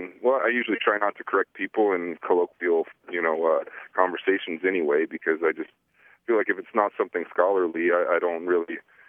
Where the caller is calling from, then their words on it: Billings, Montana, United States; I'm calling from Billings, Montana.